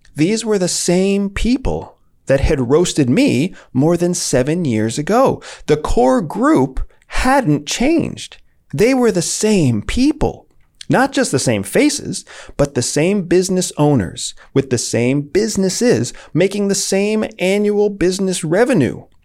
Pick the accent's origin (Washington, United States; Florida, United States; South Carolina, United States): Florida, United States; St. Petersburg; my hometown of Saint Petersburg, Florida.